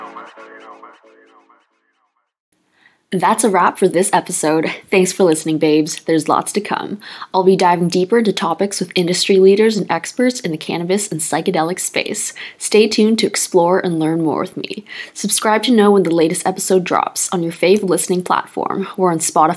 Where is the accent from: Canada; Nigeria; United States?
Canada; I'm Canadian